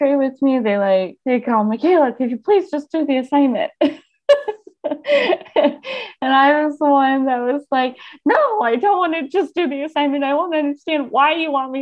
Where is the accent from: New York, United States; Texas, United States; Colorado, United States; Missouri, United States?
Colorado, United States; Colorado Springs; also born or lived in Littleton, Colorado; Yeah, so I grew up in Colorado Springs, which is obviously just an hour south, basically, of here